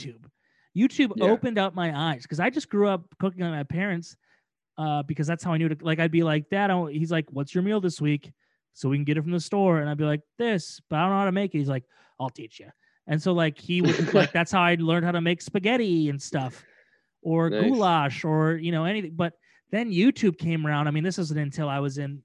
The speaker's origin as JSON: {"language": "English", "region": "Midwest", "country": "United States", "said": "We're from the Midwest"}